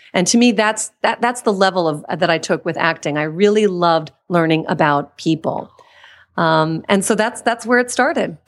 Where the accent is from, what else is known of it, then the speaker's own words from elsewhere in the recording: Washington, District of Columbia, United States; moved away as an adult; also born or lived in Pittsburgh, Pennsylvania; now in California, United States; I was born in Pittsburgh, Pennsylvania, then spent most of my childhood in Washington, D C.